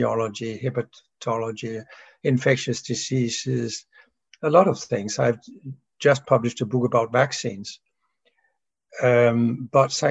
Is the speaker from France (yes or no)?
no; Denmark; from Denmark